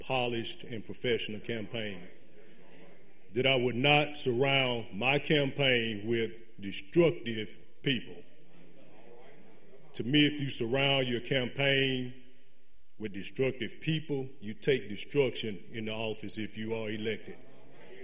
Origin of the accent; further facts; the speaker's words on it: Jackson, Mississippi, United States; I am a lifelong citizen here of Jackson, Mississippi, in Hinds County. I grew up in the Presidential Hills community